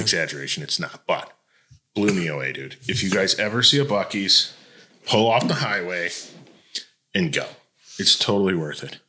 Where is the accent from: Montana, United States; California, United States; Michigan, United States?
Michigan, United States; Detroit; moved away as an adult; also born or lived in Toledo, Ohio; now in Tennessee, United States; I grew up in Michigan and Ohio, so I from Detroit and Toledo